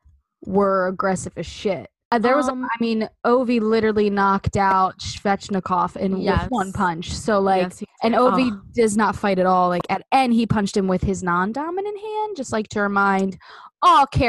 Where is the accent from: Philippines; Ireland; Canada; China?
Canada; I'm Canadian